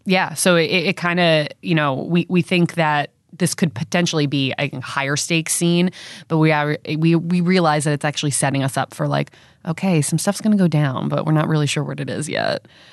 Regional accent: South Shore, Long Island, New York, United States; I'm from South Shore, Long Island.

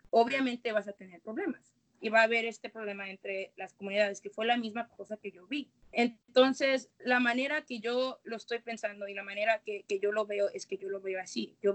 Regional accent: Mexico; now in United States; Entonces yo crecí mexicana y culturalmente soy muy mexicana. Crecí en México, llegué aquí crecí aquí también en los Estados Unidos

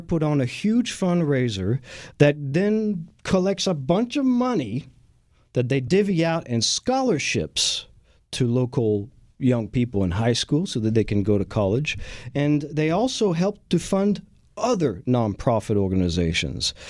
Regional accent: France; also born or lived in Texas; now in Houston, United States; having been born and raised in France

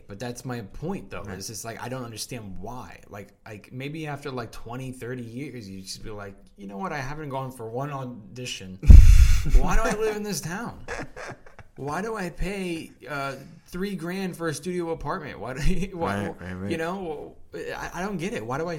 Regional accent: Los Angeles, California, United States; I'm from here.

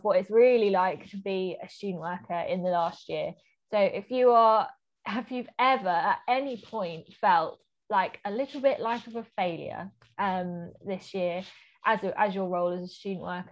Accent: England, United Kingdom; as English people

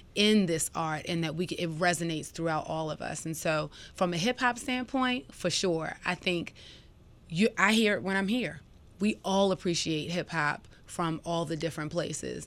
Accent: Baltimore, Maryland, United States; moved away as an adult; now in Atlanta, United States; as a young woman growing up in Baltimore

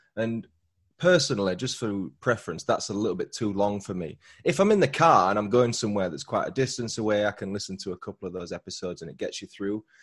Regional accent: Huddersfield, Yorkshire and the Humber, United Kingdom; accent: Yorkshire; my hometown, which is Huddersfield

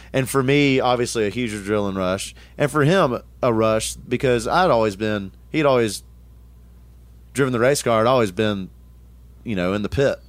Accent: Tullahoma, Tennessee, United States; I grew up in, in Middle Tennessee. Um, Tullahoma, Tennessee was the town

